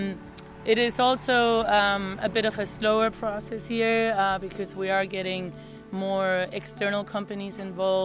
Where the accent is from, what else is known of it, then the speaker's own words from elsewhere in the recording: Canary Islands, Spain; moved away; also born or lived in Taos, New Mexico; I'm originally from the Canary Islands, but I've lived in Taos, New Mexico for the last 4 years